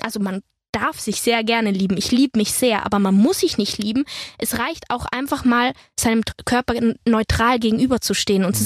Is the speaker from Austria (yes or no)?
yes; Innsbruck, Tyrol, Austria; also born or lived in Hanover, Germany / Berlin, Germany; now in Potsdam, Germany; ich werde auf jeden Fall viel Zeit auch natürlich in Tirol verbringen, meine Heimat